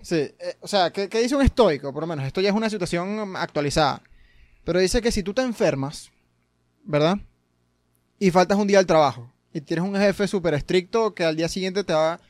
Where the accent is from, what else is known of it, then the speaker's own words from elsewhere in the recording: Venezuela; yo que soy venezolano